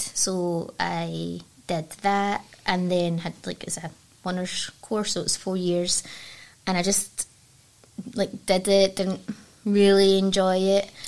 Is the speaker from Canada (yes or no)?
no; Dumbarton, Scotland, United Kingdom; I grew up in Dumbarton